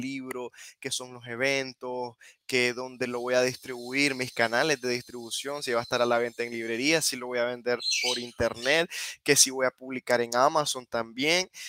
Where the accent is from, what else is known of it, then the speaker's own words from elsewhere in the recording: Nicaragua; first language Spanish; yo crecí con esa, con esa inquietud de por qué los libros de que yo leo de niño no reflejan mi realidad como nicaragüense